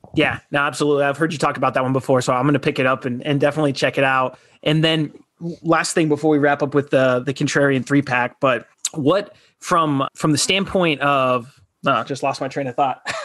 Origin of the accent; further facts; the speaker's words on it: Southern Arizona, United States; I'm from Southern Arizona